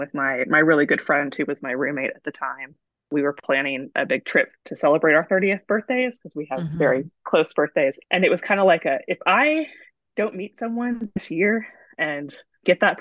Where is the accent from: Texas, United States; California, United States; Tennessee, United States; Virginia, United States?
Texas, United States; San Antonio; I moved back to my hometown in San Antonio